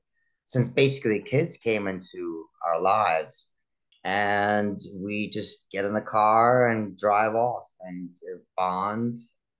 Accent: Russia; moved away; Immigration definitely plays a toll on people. So because growing up in Russia, I was kind of a spoiled kid

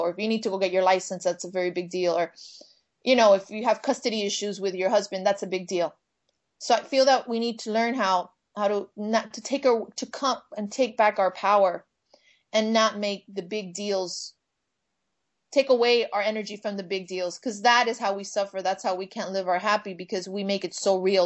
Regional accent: Miami, Florida, United States; now in Los Angeles, United States; I'm from Miami. And I am Cuban American

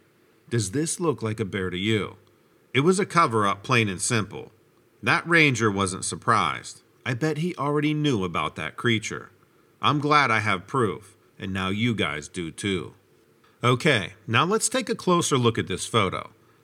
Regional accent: Arkansas, United States; I grew up in the South in Arkansas, and raccoons were considered really big pests.

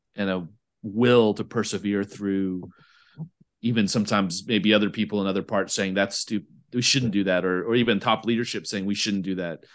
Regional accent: United States; moved away; I speak this more as an American

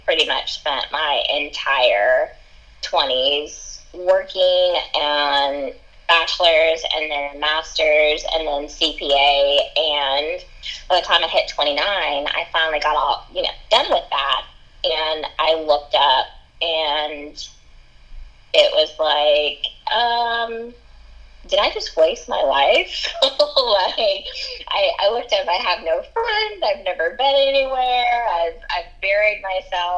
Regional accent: Arkansas, United States; moved away; we're both from Arkansas

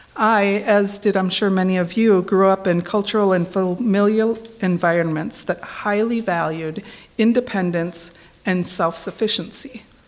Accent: Minnesota, United States; moved away; I'm originally from Minnesota

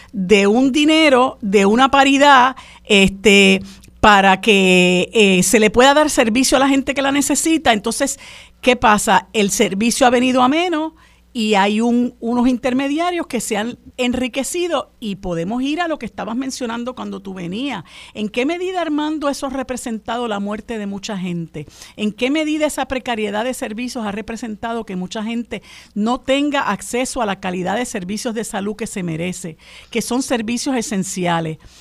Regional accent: Puerto Rico; todos como puertorriqueños

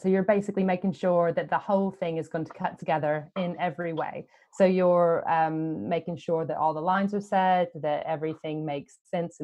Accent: United States; now in United Kingdom; I come from America

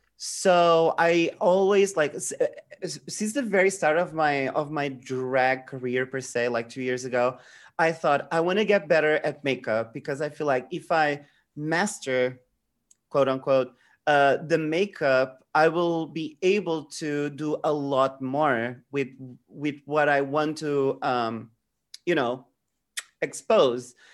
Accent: Portugal; I'm from Portugal

